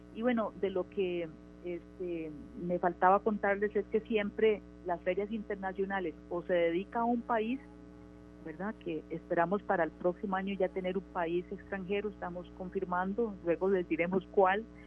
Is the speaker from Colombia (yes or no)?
no; Costa Rica; Nosotros eh, como país